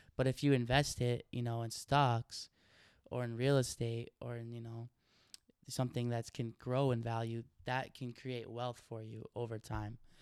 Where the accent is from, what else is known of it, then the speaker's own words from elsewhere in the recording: Oregon, United States; I grew up in Oregon